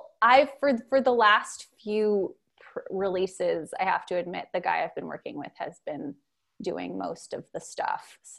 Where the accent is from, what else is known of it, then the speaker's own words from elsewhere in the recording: France; I grew up in France